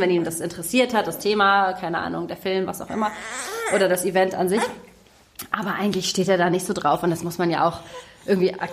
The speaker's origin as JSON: {"language": "German", "region": "Hamburg", "country": "Germany", "tie": "born or raised there", "said": "Also ich bin selber in Hamburg geboren und groß geworden."}